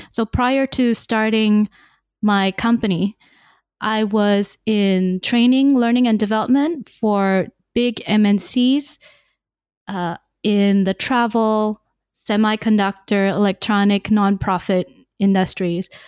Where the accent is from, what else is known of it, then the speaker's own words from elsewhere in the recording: Malaysia; born there; also born or lived in Singapore; I was born in Malaysia, but my entire life I had the wonderful opportunity to live in many different countries, six in fact, including Singapore.